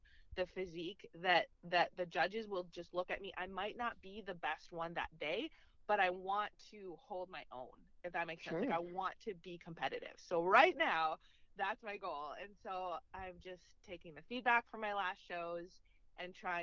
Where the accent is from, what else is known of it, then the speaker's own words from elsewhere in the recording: Minnesota, United States; moved away as an adult; now in Kansas, United States; Yes, I'm from Minnesota, so born and raised in Minnesota.